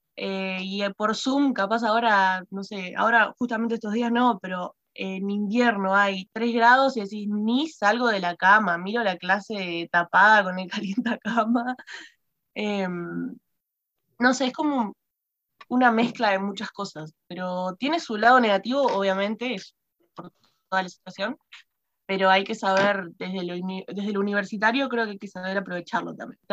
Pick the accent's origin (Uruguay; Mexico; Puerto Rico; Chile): Uruguay; Maldonado; yo soy de Maldonado, y de Maldonado, onda cerca de José Ignacio, ni siquiera en el centro de Maldonado